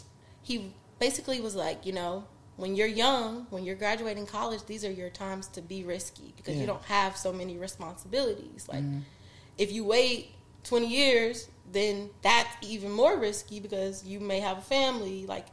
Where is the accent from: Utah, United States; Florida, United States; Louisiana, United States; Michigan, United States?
Louisiana, United States; I'm from Louisiana.